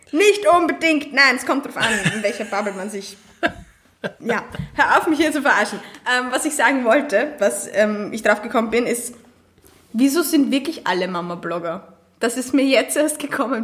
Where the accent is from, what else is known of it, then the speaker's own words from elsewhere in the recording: Austria; ich bin wirklich eine der Österreicherinnen